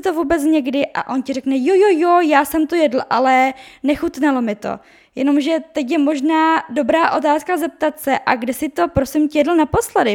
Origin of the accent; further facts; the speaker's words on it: Czechia; also born or lived in Brno; já jsem z České republiky